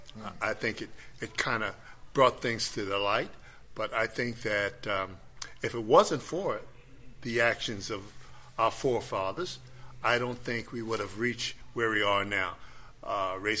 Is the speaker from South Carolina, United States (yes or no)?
yes; Charleston, South Carolina, United States; as a kid growing up in Charleston, South Carolina